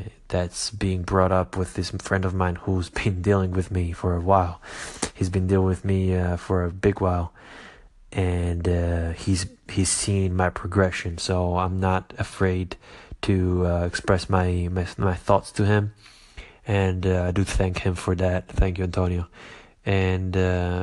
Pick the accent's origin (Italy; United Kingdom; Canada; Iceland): Italy; Caserta, Campania; moved away; also born or lived in United States; I came back from America to my home country and hometown in Italy, mainly Caserta